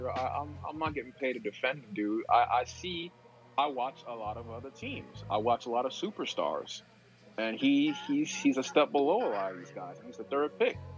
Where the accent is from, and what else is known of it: New York City, New York, United States; born or raised there